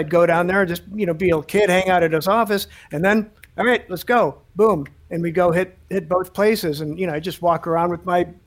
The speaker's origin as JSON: {"language": "English", "town": "Chicago", "region": "Illinois", "country": "United States", "tie": "born or raised there", "said": "I grew up in Chicago"}